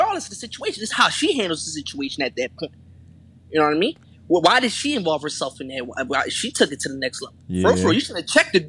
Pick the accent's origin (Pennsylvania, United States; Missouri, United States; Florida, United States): Pennsylvania, United States; Philadelphia; I'm from Philly